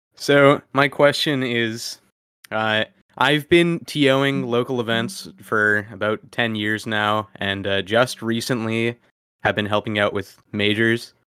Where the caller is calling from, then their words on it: Vancouver, British Columbia, Canada; I'm calling in from Vancouver, Canada